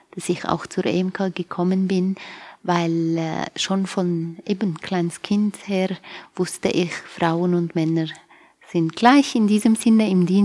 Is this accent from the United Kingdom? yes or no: no; Aleppo, Aleppo Governorate, Syria; moved away as an adult; now in Switzerland; Ich komme ursprünglich aus Aleppo. Jetzt ist Aleppo bekannt. Hm. Man muss nicht so viel erklären. Bin dort geboren und aufgewachsen und äh, mit 19 Jahren alt bin ich hierher gekommen und jetzt bin ich da schon seit 20 Jahren.